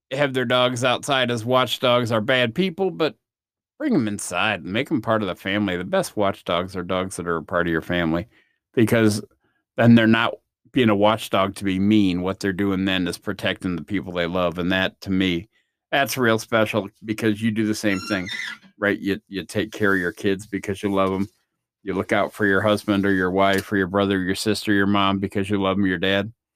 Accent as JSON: {"language": "English", "country": "United States", "said": "I'm from the States"}